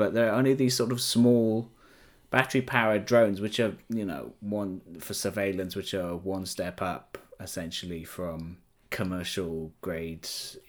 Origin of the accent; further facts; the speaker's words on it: Welsh, Wales, United Kingdom; as a Welsh person